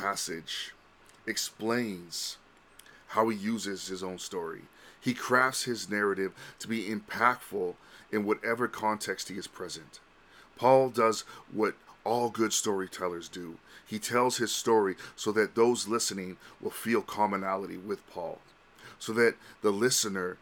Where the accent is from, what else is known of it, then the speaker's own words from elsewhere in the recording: Vancouver, British Columbia, Canada; also born or lived in Honolulu / Los Angeles; I was born and raised in Vancouver